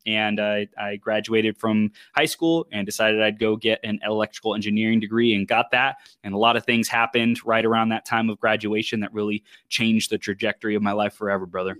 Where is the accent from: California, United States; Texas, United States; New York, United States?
California, United States; Chino; I was born in Southern California. And I grew up in, in Chino, in the Inland Empire